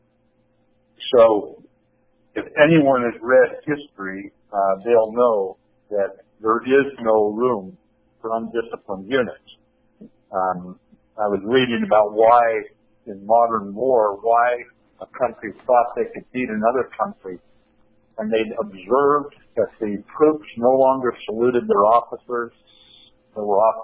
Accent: Columbia River, Washington, United States; back in my hometown on the Columbia River

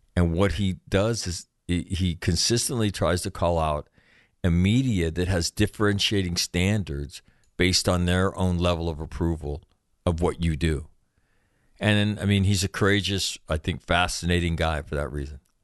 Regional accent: California, United States; I'm from California.

